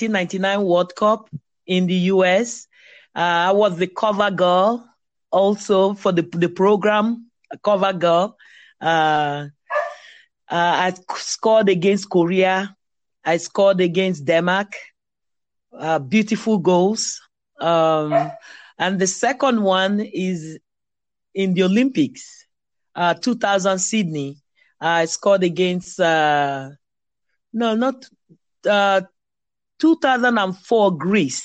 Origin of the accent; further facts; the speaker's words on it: Nigeria; moved away as an adult; now in Virginia Beach, United States; I was born in Nigeria, played for so many clubs in Nigeria, and then came to the United States.